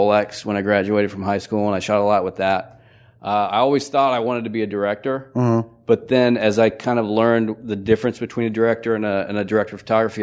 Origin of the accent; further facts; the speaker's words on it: Idaho, United States; moved away as an adult; also born or lived in Missouri; I was born in Missouri, but I grew up in Idaho, and, you know, small town just outside of Boise.